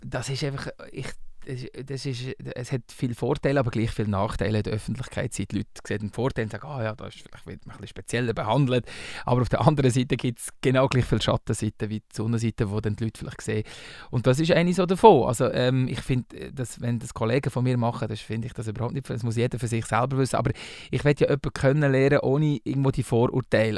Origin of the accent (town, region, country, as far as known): Bern, Switzerland; born or raised there; accent: Walliserdeutsch, Berndeutsch; first language Walliserdeutsch; moved away as an adult; also born or lived in Valais; now in Zurich, Switzerland